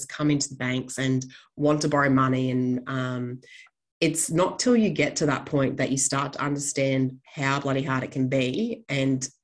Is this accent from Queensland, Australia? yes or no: yes; Gold Coast, Queensland, Australia; moved away as an adult; now in Longreach, Australia; I am based out in Longreach in Western Queensland. I am actually originally from the Gold Coast of all places